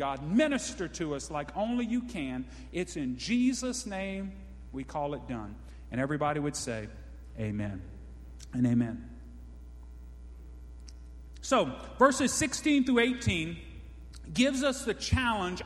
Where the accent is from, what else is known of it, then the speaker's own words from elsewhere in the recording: Cajun, Louisiana, United States; I'm a Cajun guy